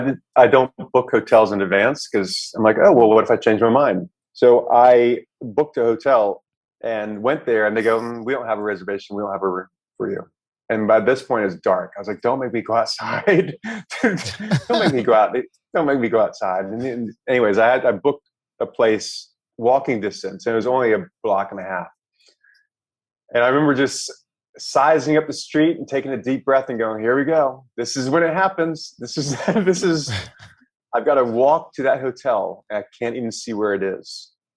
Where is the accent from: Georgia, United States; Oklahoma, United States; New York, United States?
New York, United States; New York City; And when I got to Naples, I was like, I'm from New York City.